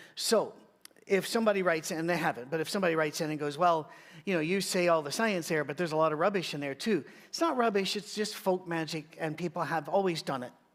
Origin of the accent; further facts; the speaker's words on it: United Kingdom; I'm British